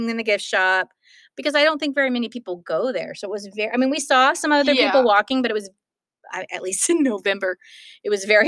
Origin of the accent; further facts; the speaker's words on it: California, United States; growing up in California